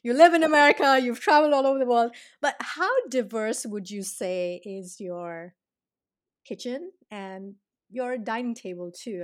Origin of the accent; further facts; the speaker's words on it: South India, India; I'm from India